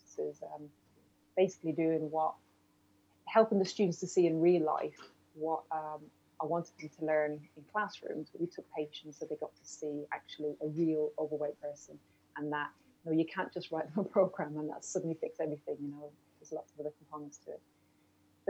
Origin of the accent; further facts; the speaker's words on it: Ireland; being Irish